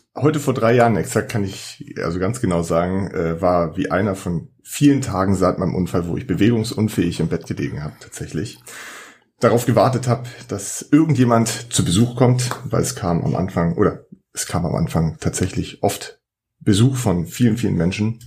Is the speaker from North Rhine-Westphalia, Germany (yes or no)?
no; Schleswig-Holstein, Germany; ich komme hier aus Schleswig-Holstein